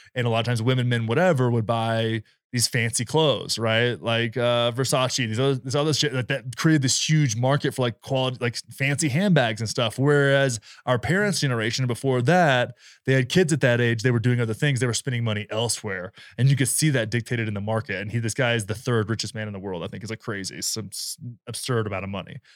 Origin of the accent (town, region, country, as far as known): rural Texas, United States